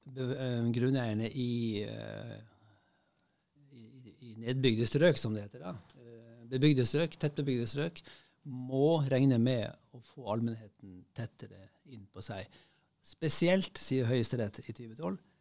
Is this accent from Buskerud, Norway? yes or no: no; Bodø, Nordland, Norway; also born or lived in Tromsø / Oslo; now in Bærum, Norway; Jeg er født eh, i Tromsø og vokste opp i Bodø